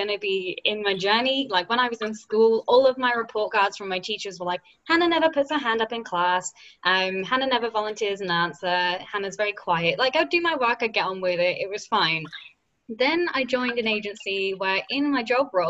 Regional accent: United Kingdom; accent: British; my little British accent

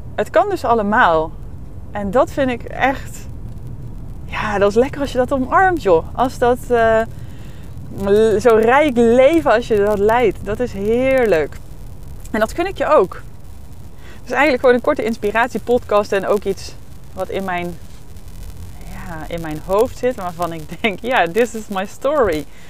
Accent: North Brabant, Netherlands; moved away; ik kwam ook uit Brabant, uit een niet hele grote plaats

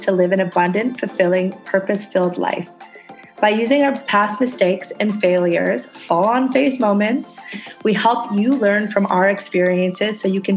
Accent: Canada; now in Indonesia

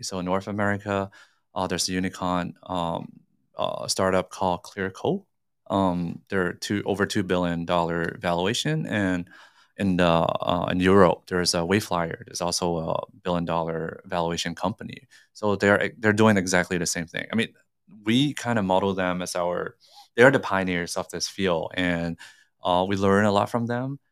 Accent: Singapore; now in Hong Kong; I grew up in Singapore

